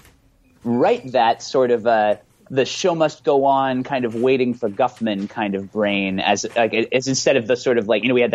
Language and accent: English; Bay Area, California, United States; I'm from the Bay Area